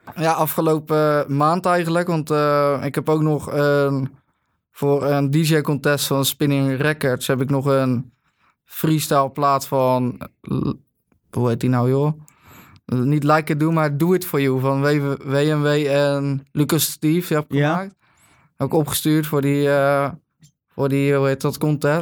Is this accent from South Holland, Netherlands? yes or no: yes; Katwijk, South Holland, Netherlands; Ik kom uit Katwijk